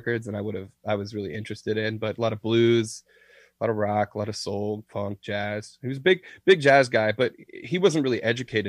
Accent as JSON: {"language": "English", "region": "Deep South", "country": "United States", "said": "I'm not from Brooklyn, I'm from the deep south"}